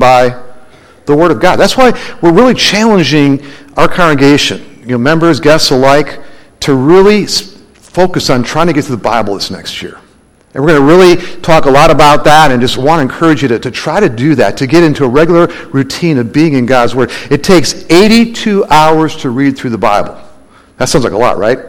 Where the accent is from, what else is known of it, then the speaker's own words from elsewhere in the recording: Minnesota, United States; now in Arizona, United States; when I was a kid growing up in Minnesota